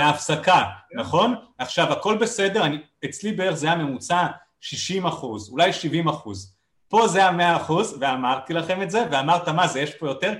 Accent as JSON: {"language": "Hebrew", "country": "Israel"}